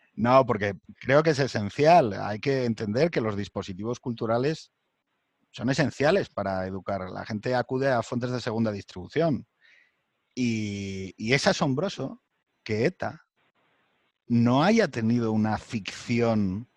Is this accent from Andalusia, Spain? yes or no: no; Asturias, Spain; yo soy de Asturias